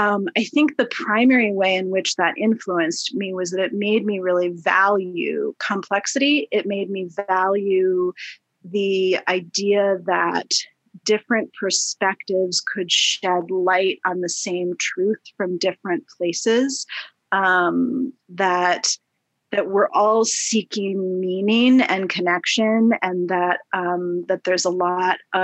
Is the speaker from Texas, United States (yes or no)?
no; New York, United States; also born or lived in Minnesota; I also grew up primarily in a New York neighborhood